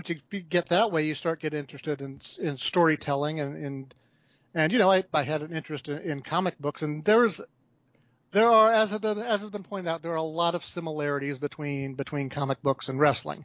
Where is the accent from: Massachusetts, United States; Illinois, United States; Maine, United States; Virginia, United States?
Virginia, United States; Fairfax; also born or lived in Pennsylvania / North Carolina; I grew up in Fairfax, Virginia